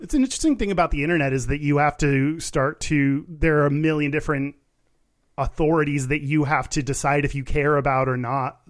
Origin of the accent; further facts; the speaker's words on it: Texas, United States; I grew up in Texas